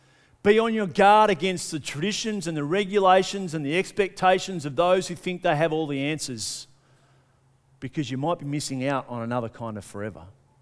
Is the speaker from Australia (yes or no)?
yes; Australia; Being good Australian people, we'd want to knock the tall poppy off a little bit quicker, wouldn't we?